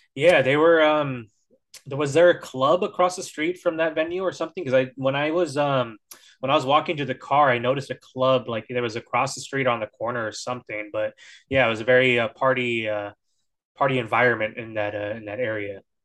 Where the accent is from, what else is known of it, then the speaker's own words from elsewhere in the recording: Northern California, United States; I'm from NorCal